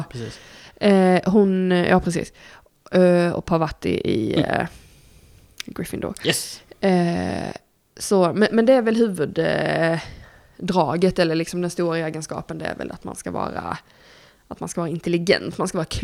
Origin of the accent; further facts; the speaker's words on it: Blekinge, Sweden; jag är ju uppvuxen i Blekinge, kolla på våra kommunpolitiker där så fattar ni.